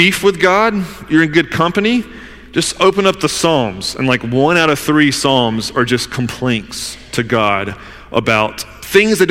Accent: the South, United States; I'm from the South

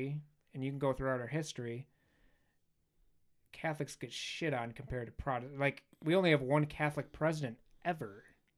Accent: Belfast, Northern Ireland, United Kingdom; I grew up in Belfast.

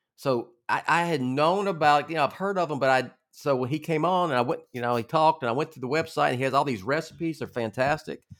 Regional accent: Groves, Texas, United States; I grew up in Southeast Texas

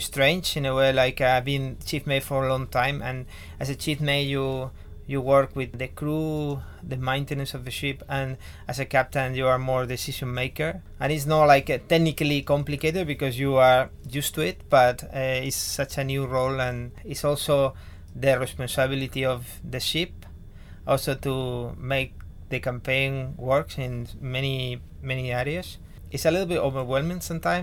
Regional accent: Spain; I'm from Spain.

